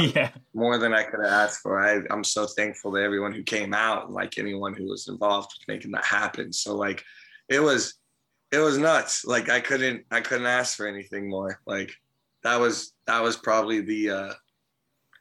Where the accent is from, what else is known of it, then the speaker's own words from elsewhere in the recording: Santa Cruz, California, United States; We're from Santa Cruz